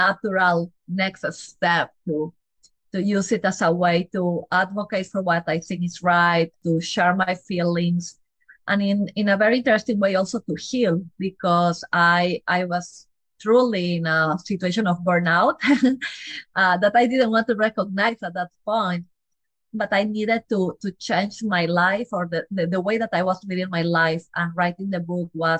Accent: Peru; English is a second language; moved away as an adult; now in United States; I am from Peru. I am a Latin girl.

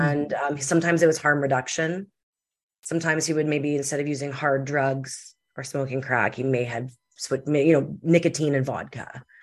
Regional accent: Winnipeg, Manitoba, Canada; I'm from Winnipeg, Manitoba, in Canada.

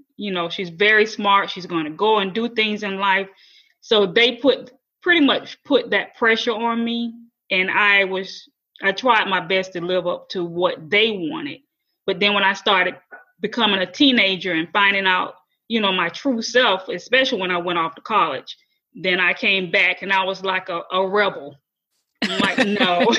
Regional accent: Florida, United States; moved away as an adult; my hometown in Florida

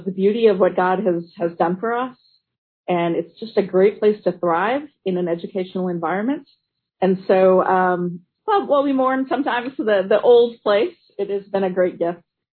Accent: Navasota, Texas, United States; also born or lived in Georgetown, Texas; I was raised in Navasota, Texas, where my dad was pastor

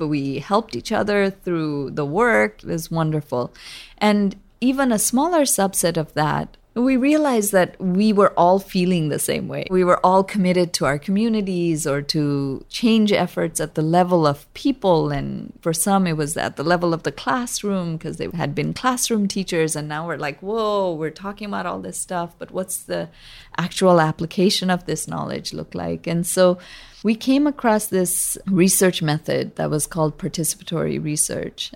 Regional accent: Kathmandu, Bagmati, Nepal; now in San Francisco, United States; I was born there and grew up bicultural in Nepal

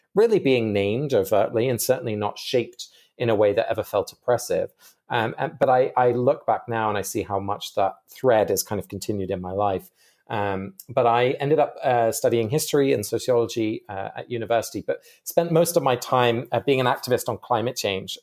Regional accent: England, United Kingdom; I grew up in England, uh, but both my parents are Dutch

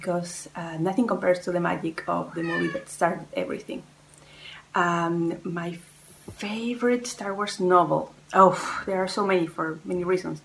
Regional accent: Chile; moved away as an adult; now in France; I was born in Chile, but I moved to France a couple of years ago.

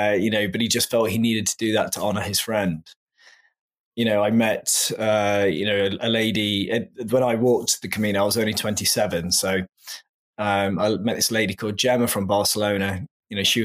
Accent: England, United Kingdom; moved away; I'm originally from England, as your listeners can probably tell from my accent.

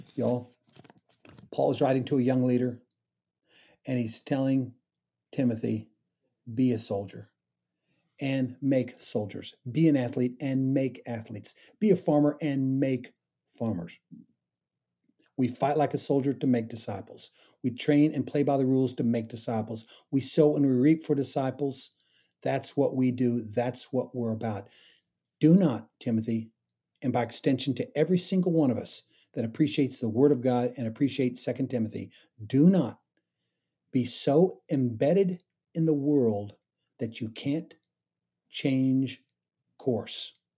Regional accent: Kansas, United States; I grew up in Kansas, and, uh, you know, wheat's all around us

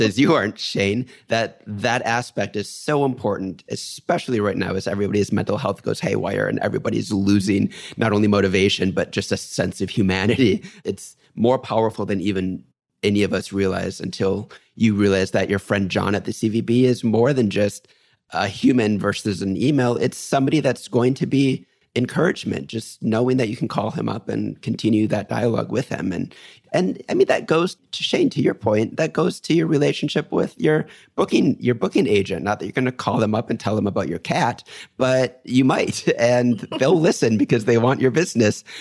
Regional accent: New York, United States; I'm a New Yorker

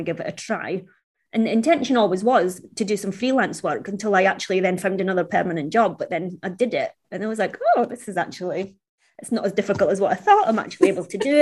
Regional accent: Scotland, United Kingdom; being Chinese, growing up in Scotland wasn't easy.

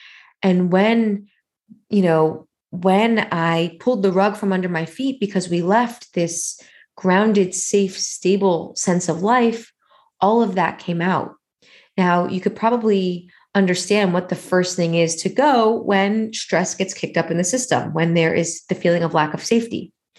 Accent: New York, United States; moved away as an adult; This whole identity that I had wrapped up in being a New Yorker, in being a particular kind of New Yorker, in being an entrepreneurial New Yorker

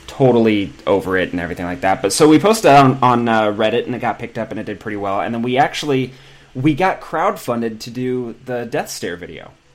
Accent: Pacific Grove, California, United States; now in Los Angeles, United States; I'm from a town about five hours north, um, like Pacific Grove

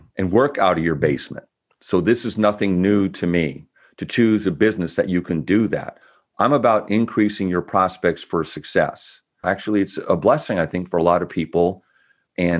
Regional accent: Bellevue, Washington, United States; also born or lived in Olympia; now in West Seattle, United States; when I was like 9 years old, we were living in Bellevue

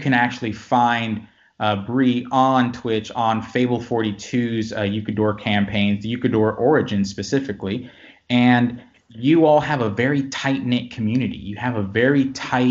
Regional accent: Florida, United States; now in the Carolinas, United States; born and raised in Florida, but, you know, moved to the South, to the Carolinas later, and, you know, for most of my life.

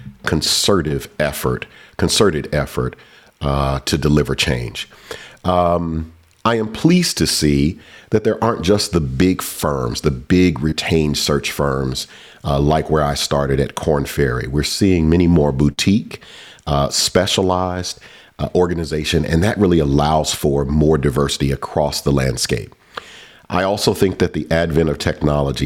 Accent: Atlanta, Georgia, United States; I grew up in Atlanta, Georgia, before it was cool to be from the SWAT

